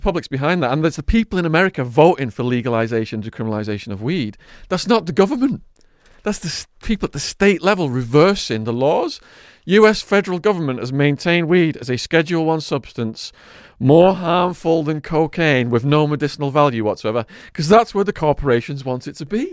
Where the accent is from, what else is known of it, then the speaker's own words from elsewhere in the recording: Widnes, North West England, United Kingdom; my hometown of Widnes